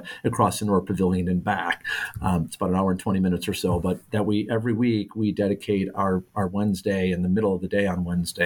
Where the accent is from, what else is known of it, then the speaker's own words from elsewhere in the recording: Chicago, Illinois, United States; moved away as an adult; also born or lived in Spain; now in San Juan Capistrano, United States; I'm from Chicago, so coming out here about 10 years ago